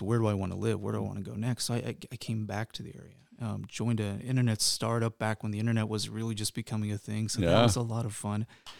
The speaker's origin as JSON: {"language": "English", "region": "Midwest", "country": "United States", "tie": "born or raised there", "also_born_or_lived": "New Jersey", "said": "So I am not a native Cincinnatian. I was born in New Jersey, moved to the Midwest because of my dad taking a job at a fairly young age, so I lost the accent."}